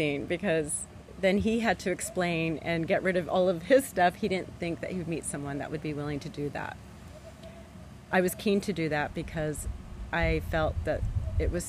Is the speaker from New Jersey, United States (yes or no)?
no; Los Angeles, California, United States; moved away as an adult; now in La Cruz de Huanacaxtle, Mexico; I grew up in Southern California, Los Angeles, near the Santa Monica area, and spent a lot of time as a child going to the beaches.